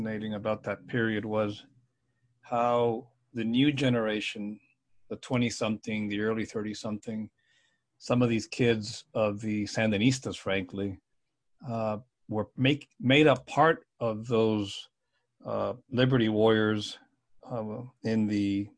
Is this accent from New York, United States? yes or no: no; South Florida, United States; I grew up in South Florida